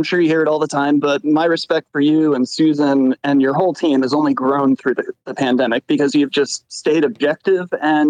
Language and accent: English; New Jersey, United States; now in Philadelphia, United States; I grew up in New Jersey, but I live in Philadelphia now.